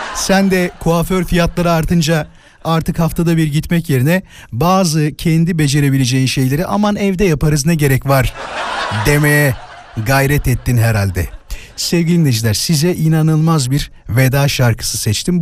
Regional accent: İzmit, Kocaeli, Turkey; memleketim orası. Hemen oradaki hastanede doğdum

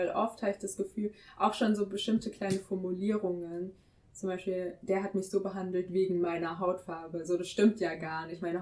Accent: Frankfurt, Hesse, Germany; Aber also manchmal will ich schon sagen, Deutschland ist schon meine Heimat, vor allem wenn ich im Ausland länger bin

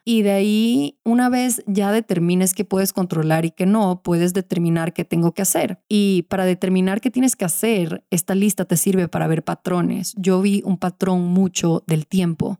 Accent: Venezuela; cuando era chiquita en Venezuela.

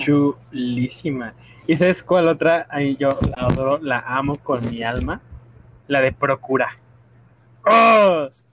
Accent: Mexico

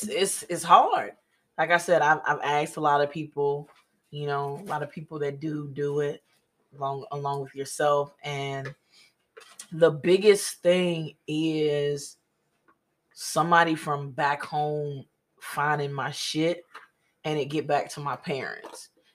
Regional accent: Mississippi, United States; And yeah, of course, I'm from Mississippi. Yeah, I picked up so much slang and lingo in the military.

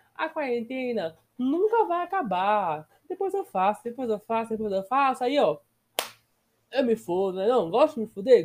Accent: Brazil; Sou brasileiro, porém sou cursado na Wizard

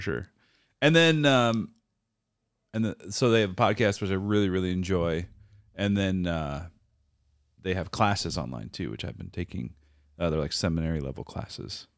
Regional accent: Minnesota, United States; moved away; also born or lived in Iowa; I grew up in Minnesota

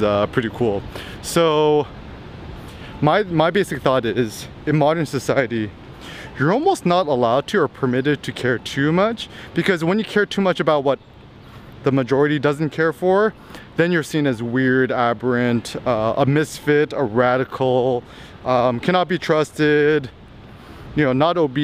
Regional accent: United States; Growing up in America

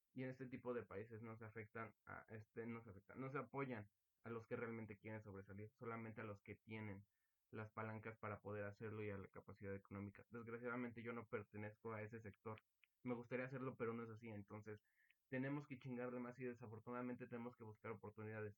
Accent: Mexico; me siento muy orgulloso de ser mexicano

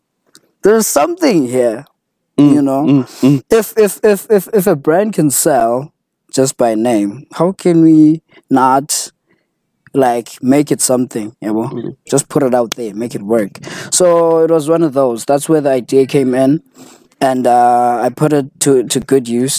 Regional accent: Butterworth, Eastern Cape, South Africa; also born or lived in East London, South Africa; I was born in Butterworth, bred. Then I spent some time in East London

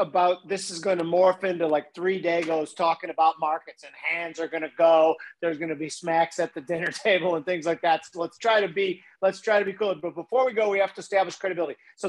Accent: Palatine, Illinois, United States; I grew up in Palatine, but oddly, in like a 8-house radius, there was 5 off-the-boat Italian families. So it was like a little suburban Italian ghetto

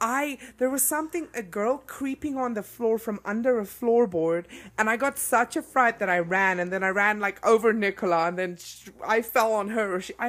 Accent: South Africa; moved away as an adult; now in Colorado, United States; Growing up in South Africa

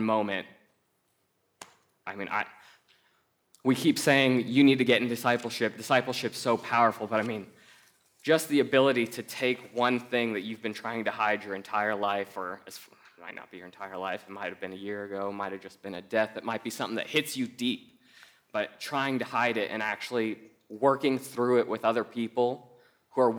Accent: Colorado, United States; I'm from Colorado, I work at a bank

